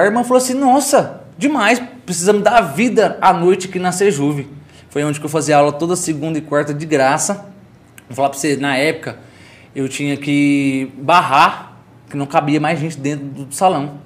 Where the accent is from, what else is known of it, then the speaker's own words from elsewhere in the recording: Caldas Novas, Goiás, Brazil; also born or lived in São Paulo; Sou filho de sou filho de Caldas Novas, filho do Santa Efigênia. Cresci no Santa Efigênia